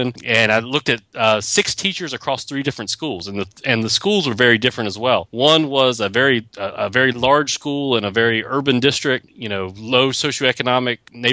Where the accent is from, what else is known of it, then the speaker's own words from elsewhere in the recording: Roanoke, Virginia, United States; moved away; I'm from Roanoke, Virginia, so I went back home to teach